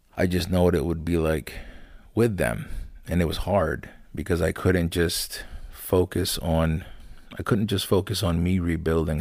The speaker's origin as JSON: {"language": "English", "town": "Lancaster", "region": "Pennsylvania", "country": "United States", "tie": "born or raised there", "also_born_or_lived": "Landisville, Pennsylvania", "said": "I grew up in Lancaster, born and raised"}